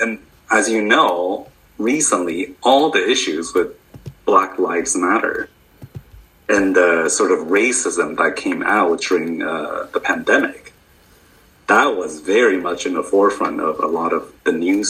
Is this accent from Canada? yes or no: yes; Canada; moved away as an adult; also born or lived in United States; now in United Kingdom; than my home country of Canada